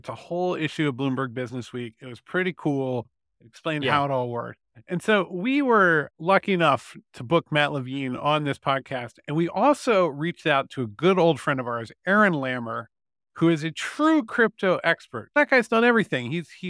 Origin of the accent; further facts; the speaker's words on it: Ireland; I'm Irish. I put all of my savings into lottery tickets.